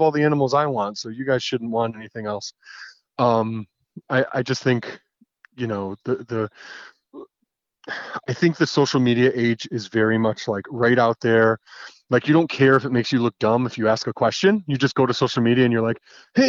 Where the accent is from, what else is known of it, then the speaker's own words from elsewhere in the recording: Connecticut, United States; my home state of Connecticut